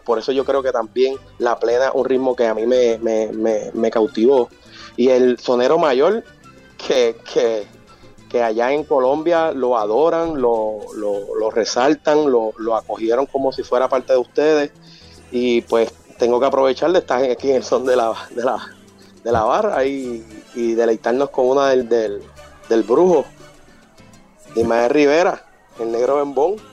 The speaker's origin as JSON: {"language": "Spanish", "town": "Morovis", "country": "Puerto Rico", "said": "soy del pueblo de Morovis, que es contiguo al pueblo de Orocovis."}